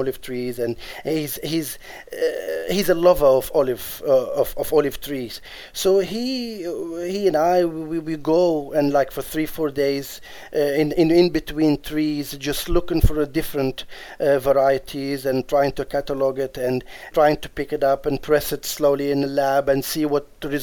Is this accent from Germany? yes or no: no; Djerba, Medenine, Tunisia; I come from Djerba, which is an island of Djerba